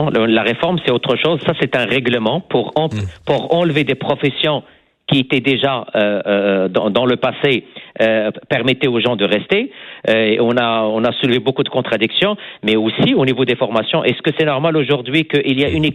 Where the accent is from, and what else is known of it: Quebec, Canada